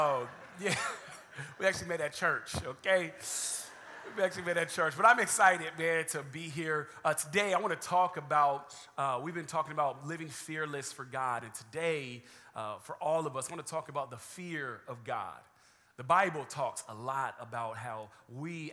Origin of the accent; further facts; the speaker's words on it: California, United States; also born or lived in Atlanta, Georgia; now in San Antonio, United States; Originally from California, born, raised there, moved to Atlanta, Georgia, was there for 6 years, and then now I reside in the great state of Texas